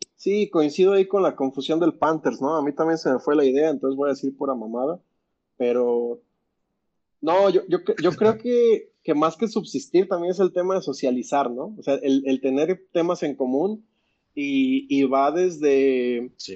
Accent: Mexico City, Mexico; soy chilango

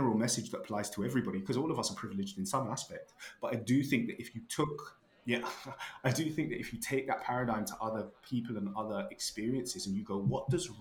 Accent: United Kingdom; I am black British

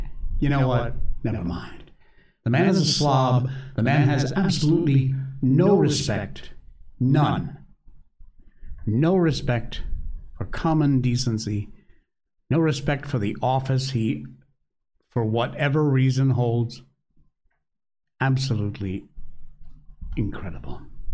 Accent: Cornwall, Connecticut, United States; Connecticut's my home state, grew up in Cornwall, Connecticut, there in the northwest corner.

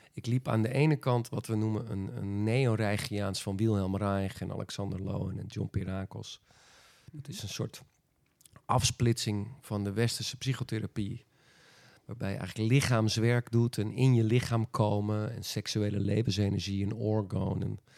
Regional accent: Friesland, Netherlands; als Friese jongen

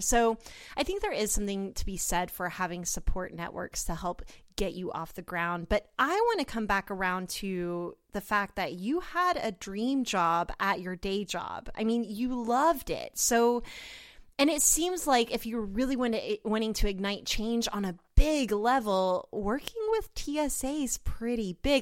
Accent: Oklahoma City, Oklahoma, United States; I'm from Oklahoma City

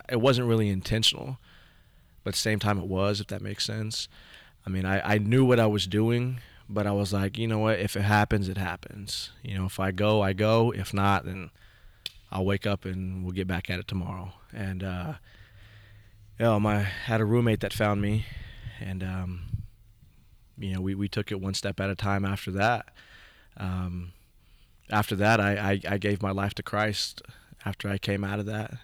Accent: Stillwater, Oklahoma, United States; also born or lived in Pawnee, Oklahoma / Morrison, Oklahoma; growing up in Stillwater, I was one of probably five Indian kids in the whole school district

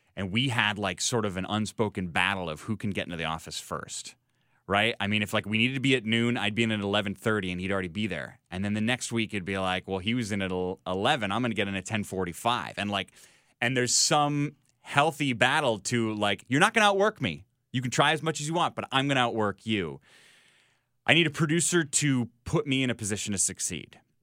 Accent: Chicago, Illinois, United States; as a Chicagoan

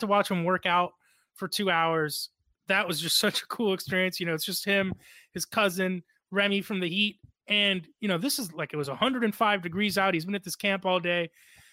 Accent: Broward County, Florida, United States; I grew up down here in Broward County.

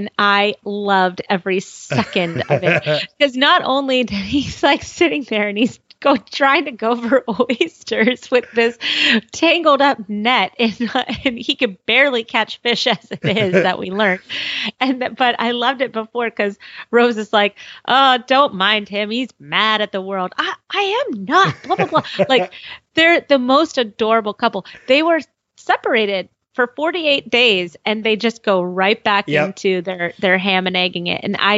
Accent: Southern California, United States; I'm from Southern California

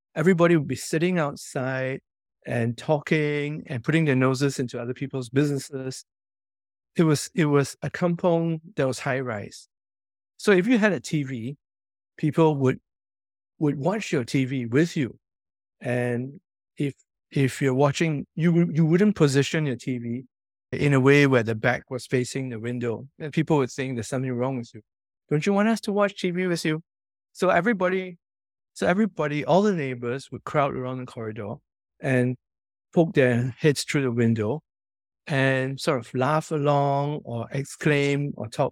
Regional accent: Singapore; growing up where I grew up, in Commonwealth Close, which is a public housing estate

